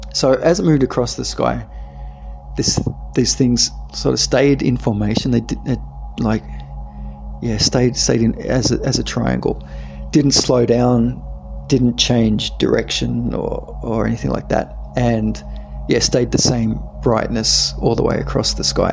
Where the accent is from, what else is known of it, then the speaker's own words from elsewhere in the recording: Australia; I'm from Australia